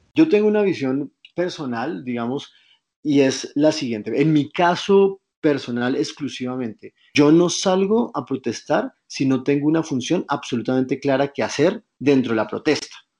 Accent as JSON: {"language": "Spanish", "country": "Colombia", "said": "nos queremos pensar como, los, como colombianos"}